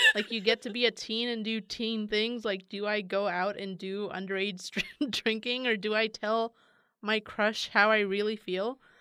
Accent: San Francisco, California, United States; I'm from San Francisco

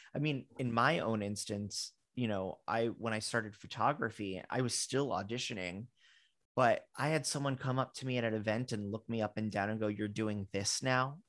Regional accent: Fort Lauderdale, Florida, United States; I'm from Fort Lauderdale

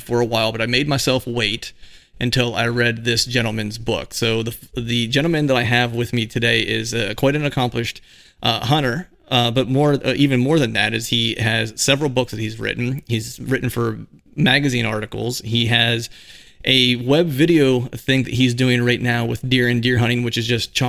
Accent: Pennsylvania, United States; I'm from Pennsylvania

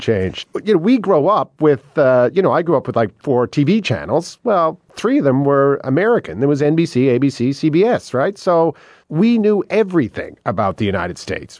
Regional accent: Canada; I feel incredibly lucky to be born in Canada, to live in Canada.

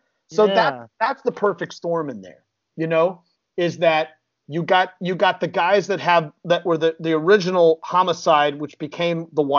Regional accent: Chicago, Illinois, United States; I grew up in Chicago

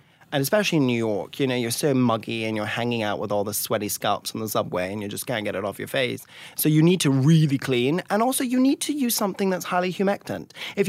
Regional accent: Scotland, United Kingdom; And I grew up in an old family, so I love a tweed, and I'm from Scotland, so I double love tweed.

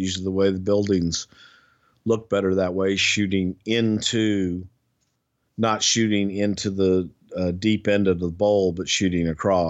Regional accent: the South, United States; accent: Southern; That's just my Southern accent. Now you're making fun of the way I talk.

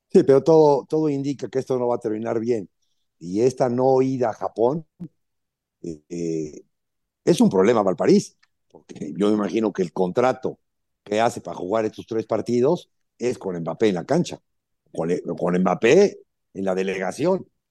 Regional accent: Alvarado, Veracruz, Mexico; yo soy de Alvarado

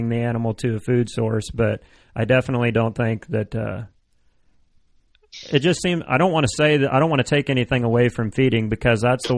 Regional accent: Illinois, United States; Well, I'm from Illinois

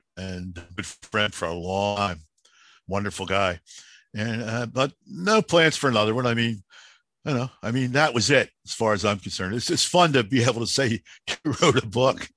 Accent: Philadelphia, Pennsylvania, United States; I'm the kid from Southwest Philly

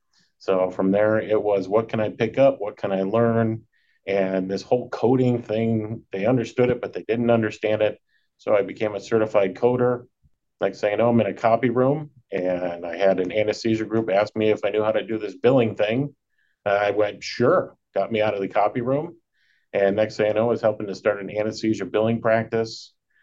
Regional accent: Chardon, Ohio, United States; I grew up in Northeast Ohio in a little town called Chardon. Those of us that know it, it gets a lot more snow than the rest of Ohio. We're right up on the bank of the Lake Erie.

